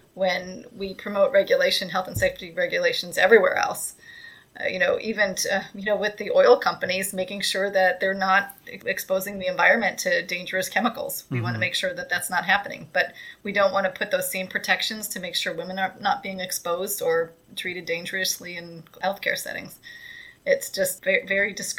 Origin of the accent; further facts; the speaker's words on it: Michigan, United States; moved away; I come from from Michigan originally